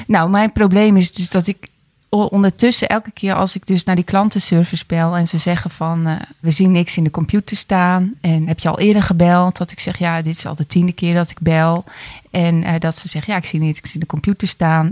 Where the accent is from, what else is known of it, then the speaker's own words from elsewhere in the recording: 's-Hertogenbosch, North Brabant, Netherlands; ik ben 47 eh, jaar en ik kom uit Den Bosch.